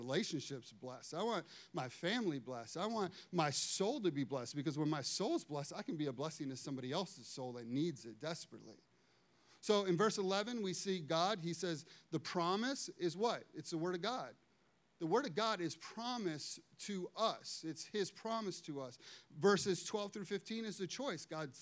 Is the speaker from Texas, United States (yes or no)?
no; Chicago, Illinois, United States; I'm from Chicago